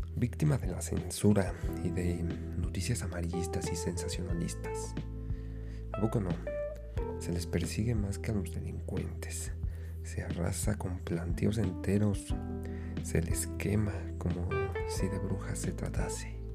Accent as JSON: {"language": "Spanish", "country": "Mexico", "said": "mi país. En mi país, México"}